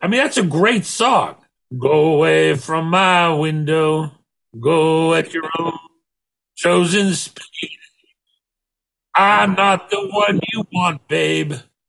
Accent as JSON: {"language": "English", "country": "United States", "tie": "born or raised there", "also_born_or_lived": "Montreal", "moved": "yes", "said": "I grew up in America"}